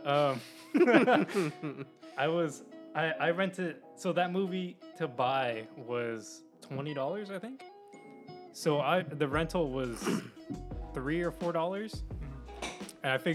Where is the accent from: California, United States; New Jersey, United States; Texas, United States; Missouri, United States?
California, United States; Bay Area; we're from the Bay Area